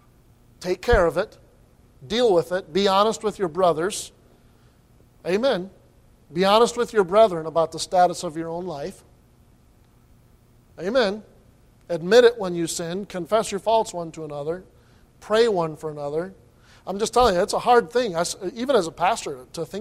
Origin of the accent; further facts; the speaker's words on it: United States; As an American citizen